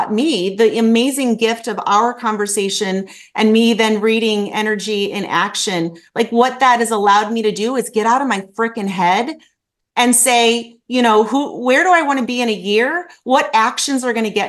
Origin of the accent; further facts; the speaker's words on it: Midwest, United States; I'm also from the Midwest